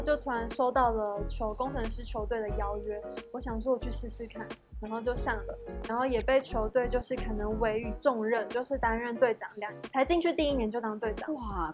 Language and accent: Chinese; Puli, Nantou County, Taiwan; 我是来自南投埔里，然后我们家乡盛产招百岁